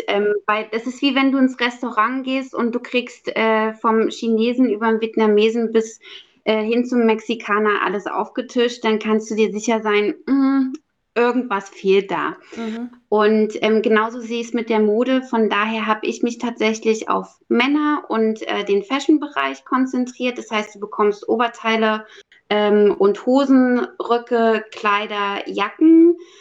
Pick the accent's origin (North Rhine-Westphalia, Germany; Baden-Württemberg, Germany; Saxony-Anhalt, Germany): Saxony-Anhalt, Germany; Halle; moved away as an adult; also born or lived in Berlin; in meiner Heimatstadt in Halle-Saale